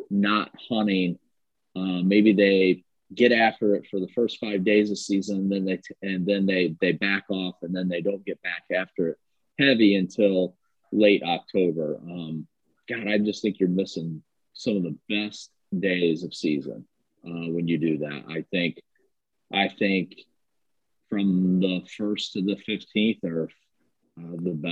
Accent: Ohio, United States; uh, born and raised in Ohio.

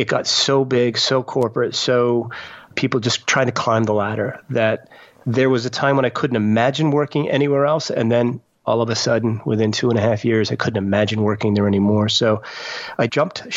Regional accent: Maine, United States; now in North Carolina, United States; I grew up in Maine

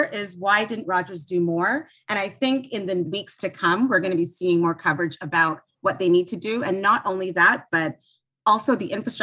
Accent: Toronto, Ontario, Canada; I grew up in Toronto area

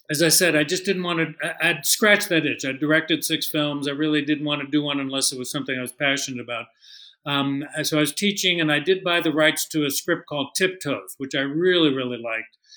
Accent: San Francisco, California, United States; moved away; also born or lived in New York; I had born, was born and raised in San Francisco. I've spent my entire life trying to get back to the Bay Area.

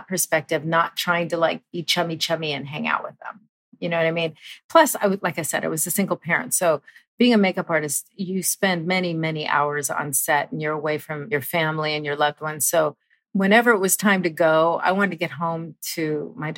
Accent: Southern California, United States; being born and raised in Southern California

